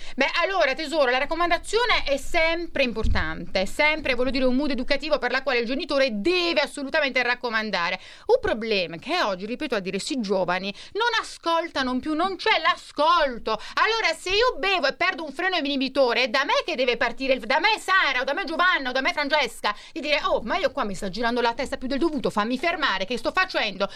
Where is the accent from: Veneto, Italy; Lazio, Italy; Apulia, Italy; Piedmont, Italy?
Apulia, Italy; Bari; born or raised there